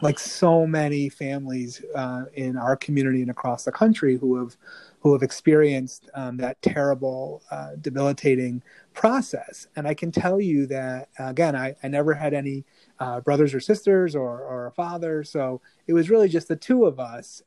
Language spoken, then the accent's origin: English; Rochester, New York, United States; also born or lived in Kolkata, India; she adopted me at a young age. I came to Rochester. She raised me